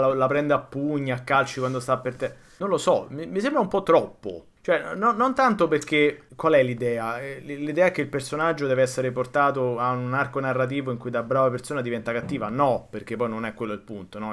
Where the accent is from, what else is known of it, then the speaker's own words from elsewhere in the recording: Rome, Lazio, Italy; il mio particolare rapporto con la mia città natale